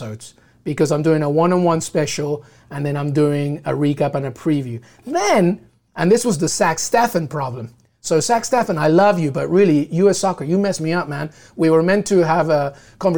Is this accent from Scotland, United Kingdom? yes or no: no; London, United Kingdom; also born or lived in Peru; now in New York, United States; I'm Peruvian, but I grew up in England, and I grew up very close to Highbury.